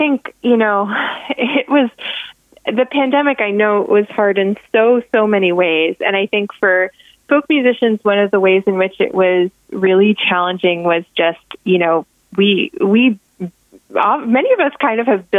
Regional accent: Ireland; as an Irish fiddlers very often sort of stick to the melody, and I'm one of those people.

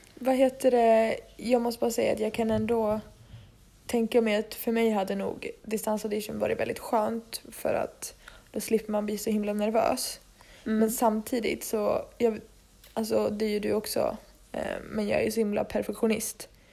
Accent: Dalarna County, Sweden; moved away as an adult; now in Stockholm, Sweden; satt vi ju hemma i Dalarna

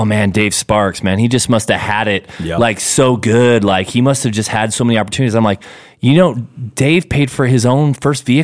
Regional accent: Highland, Utah, United States; I'm from Highland

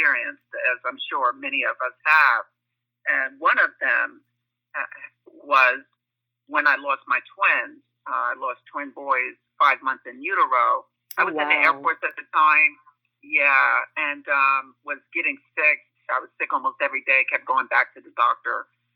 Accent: Glen Cove, New York, United States; moved away as an adult; now in Charlotte, United States; I am from Long Island, New York, a town called Glen Cove on the North Shore

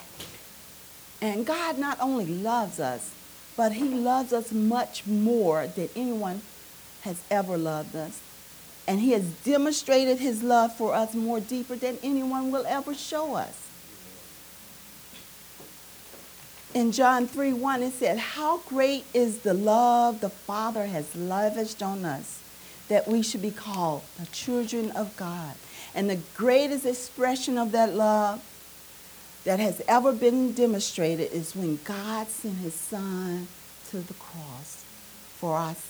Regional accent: Arkansas, United States; We've got some strange ways in Arkansas. Although growing up in Arkansas, although you're from Arkansas

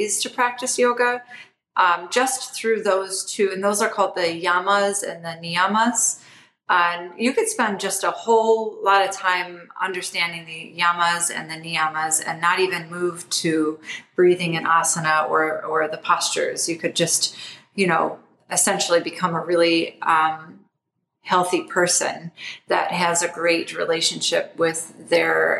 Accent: Toledo, Ohio, United States; I grew up in Toledo, Ohio

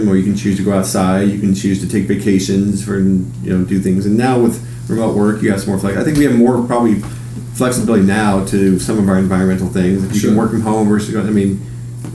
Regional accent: Seattle, Washington, United States; also born or lived in Hawaii; I grew up in Seattle and I've traveled most of the world

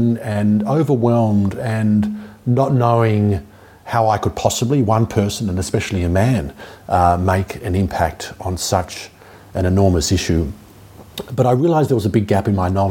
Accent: Melbourne, Victoria, Australia; moved away as an adult; also born or lived in Cuba / Miami; I'm from Melbourne originally, Jewish background

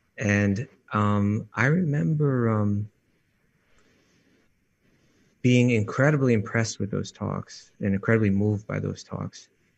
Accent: New York, United States; being a New Yorker

